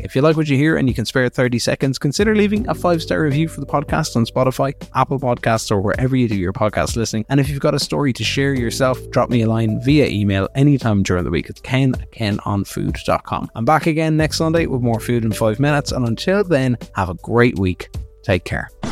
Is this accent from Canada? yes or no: no; Kilkenny, Leinster, Ireland; in Kilkenny, which is my hometown